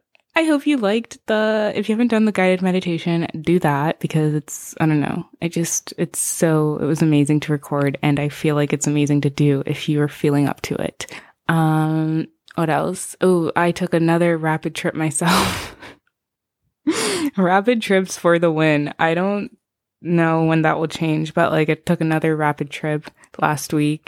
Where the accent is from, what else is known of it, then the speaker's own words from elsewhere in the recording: Zimbabwe; first language Shona; English is a second language; I'm from Zimbabwe originally. That's where I'm from. That's where I was born. But we speak Shona in the house.